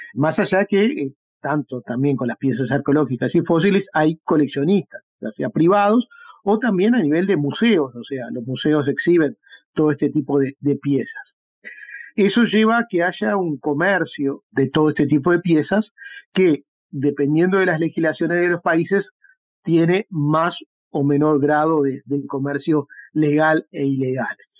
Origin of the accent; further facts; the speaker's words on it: Uruguay; aquí en el Uruguay